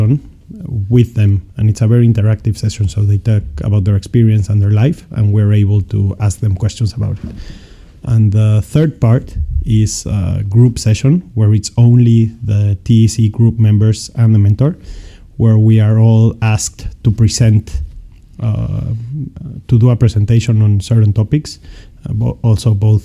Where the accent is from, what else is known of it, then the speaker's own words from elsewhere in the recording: Mexico City, Mexico; moved away as an adult; now in France; I was born and raised in Mexico City, where I spent the majority of my life.